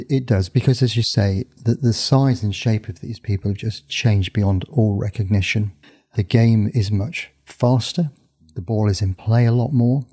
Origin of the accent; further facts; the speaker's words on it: Northampton, East Midlands, United Kingdom; my hometown, Northampton's a small town